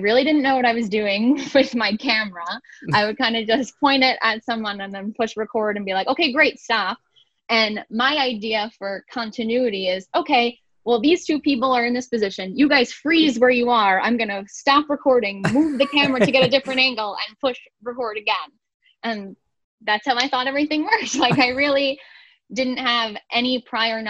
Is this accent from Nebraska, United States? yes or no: no; Valley Stream, New York, United States; moved away as an adult; now in Buffalo, United States; I'm originally from Long Island. The town that I'm from is called Valley Stream